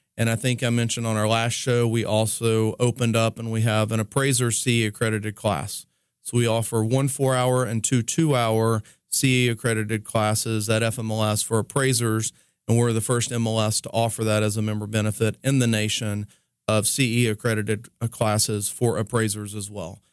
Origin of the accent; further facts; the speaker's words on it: East Tennessee, United States; moved away; I was growing up from East Tennessee